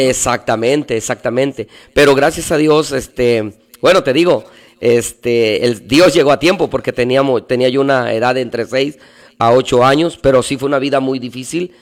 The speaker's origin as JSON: {"language": "Spanish", "region": "Veracruz", "country": "Mexico", "tie": "born or raised there", "moved": "as an adult", "lives_now": "Tijuana, Mexico", "said": "yo nací en la ciudad de Veracruz. Yo soy del puerto de Veracruz. Y ahí viví toda mi, infancia hasta los 21 años."}